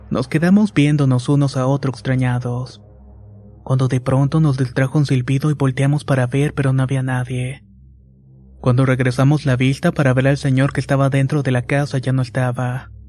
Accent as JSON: {"language": "Spanish", "region": "Veracruz", "country": "Mexico", "tie": "born or raised there", "said": "Soy originario de Veracruz y vivo en una comunidad del municipio de Santiago Tuxtra."}